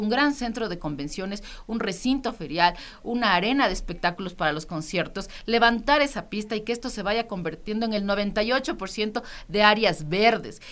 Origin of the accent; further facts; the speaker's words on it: Quito, Pichincha, Ecuador; Somos nosotros, los quiteños y quiteñas